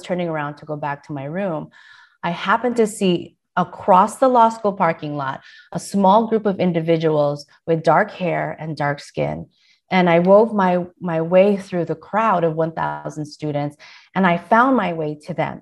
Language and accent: English; San Diego, California, United States; also born or lived in Philippines; I was raised in San Diego